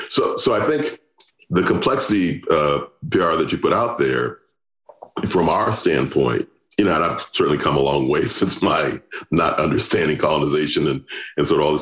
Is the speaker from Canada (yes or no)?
no; United States; growing up in the U.S.